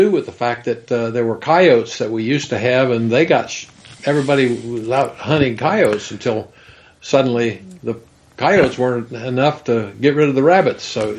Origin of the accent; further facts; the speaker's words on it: Kansas, United States; growing up in Kansas on a farm